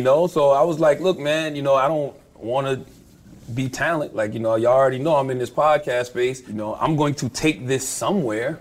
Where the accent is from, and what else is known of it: Moncks Corner, South Carolina, United States; born or raised there; also born or lived in Columbia, South Carolina